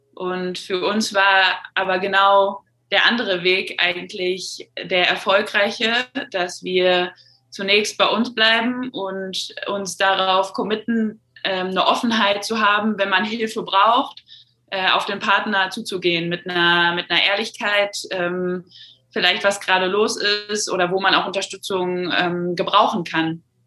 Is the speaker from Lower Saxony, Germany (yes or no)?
no; North Rhine-Westphalia, Germany; über einen relativ kleinen Verein in meiner Heimatstadt dann in die NRW-Auswahl ähm, gekommen